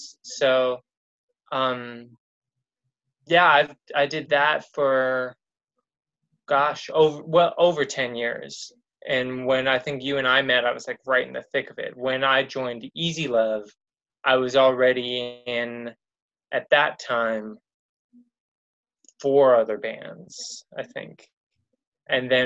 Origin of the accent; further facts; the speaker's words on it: Los Angeles, California, United States; also born or lived in Glendale; I grew up basically here in Los Angeles, like in the Pasadena area, and then kind of Glendale